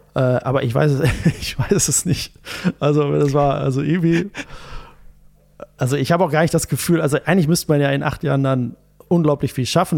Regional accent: Gütersloh, North Rhine-Westphalia, Germany; also born or lived in Bielefeld; also ich bin in Bielefeld geboren, aber ähm, eigentlich ja aus, aus Gütersloh.

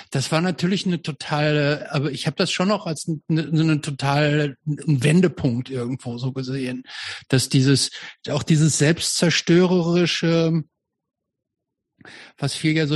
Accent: Hamm, North Rhine-Westphalia, Germany; Nee, ich bin nicht Dortmunder, aber ich bin, ich bin, ich komme aus Hamm.

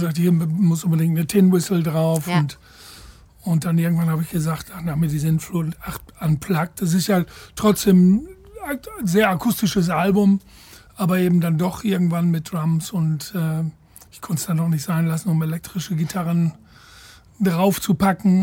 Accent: Ireland; moved away; nach Irland in meine alte Heimat

